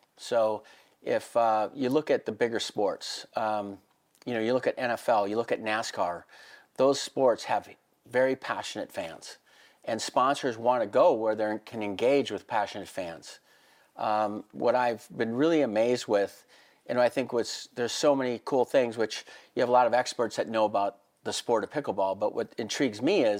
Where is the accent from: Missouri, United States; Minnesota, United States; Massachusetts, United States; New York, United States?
Minnesota, United States; moved away as an adult; now in Vail, United States; I grew up in Minnesota and played hockey